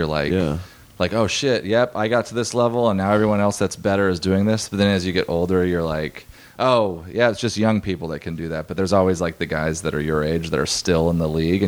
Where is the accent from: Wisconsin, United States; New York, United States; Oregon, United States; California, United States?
Oregon, United States; moved away as an adult; also born or lived in Washington; now in Los Angeles, United States; I grew up in Oregon, went to college in Washington, moved